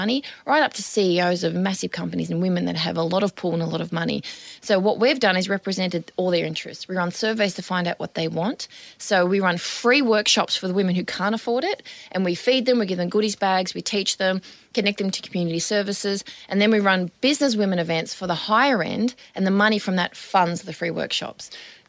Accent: Sydney, New South Wales, Australia; I say I'm from Western Sydney.

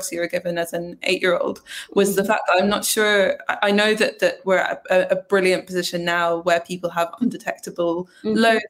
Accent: Scotland, United Kingdom; also born or lived in England; I moved from England to Scotland when I was 8 years old

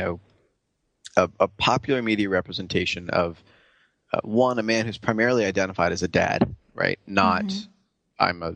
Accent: New York, United States; also born or lived in San Francisco; I'm a New Yorker

